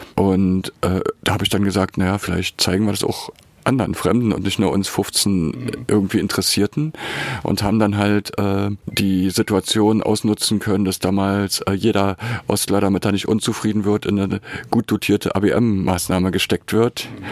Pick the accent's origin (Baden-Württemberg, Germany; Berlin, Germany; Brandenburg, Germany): Berlin, Germany; moved away as an adult; also born or lived in Weimar / Dessau; ich bin in Berlin geboren und habe mich dann zum Studium nach Weimar eingeschrieben